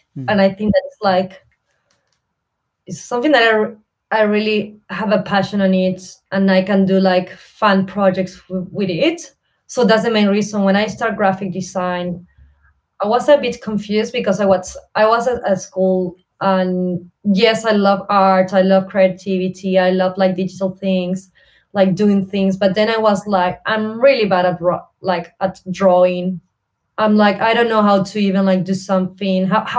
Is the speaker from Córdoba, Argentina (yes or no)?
yes; Córdoba, Argentina; English is a second language; now in Buenos Aires, Argentina; So I started uni at Buenos Aires. I'm original from Cordoba, which is like 8 hours from Buenos Aires. So I moved to Buenos Aires.